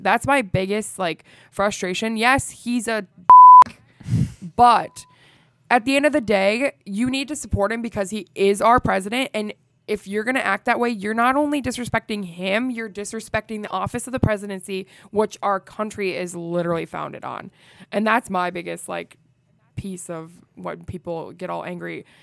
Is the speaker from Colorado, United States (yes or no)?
no; Iowa, United States; I am from Iowa